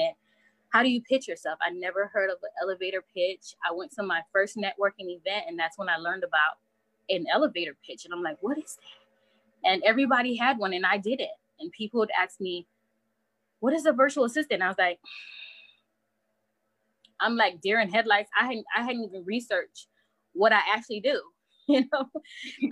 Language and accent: English; Bahamas; my background is Haitian, so my parents are Haitian, and nice. I'm from the Bahamas